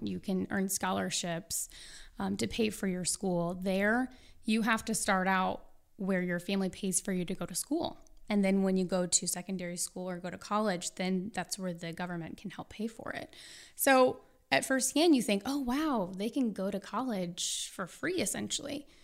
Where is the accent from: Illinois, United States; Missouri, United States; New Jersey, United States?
Missouri, United States; St. Louis; I'm from Saint Louis, so your next question would be, which high school did you go